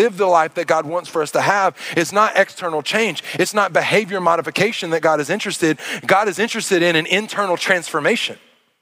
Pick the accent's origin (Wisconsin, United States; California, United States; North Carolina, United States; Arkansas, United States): Arkansas, United States; moved away; I'm from Arkansas